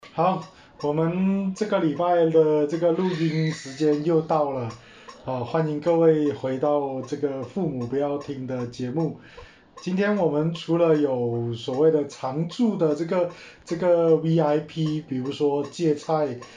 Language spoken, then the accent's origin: Chinese; Malaysia; 我们马来西亚人讲话的方式